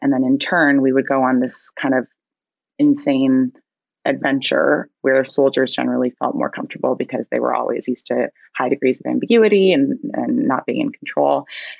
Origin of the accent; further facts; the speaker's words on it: Canada; I am Canadian, if it's not already abundantly clear.